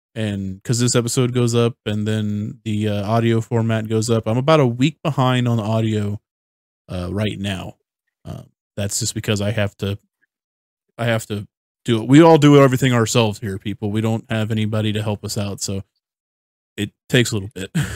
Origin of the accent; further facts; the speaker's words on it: United States; I'm an American